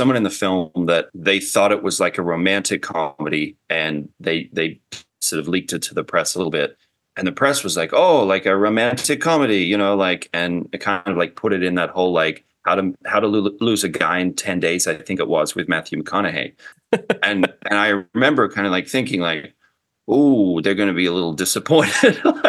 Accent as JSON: {"language": "English", "country": "Australia", "tie": "born or raised there", "lives_now": "Los Angeles, United States", "said": "living in LA and growing up in Australia, the big difference is, like, Australia doesn't have, like, a big film scene."}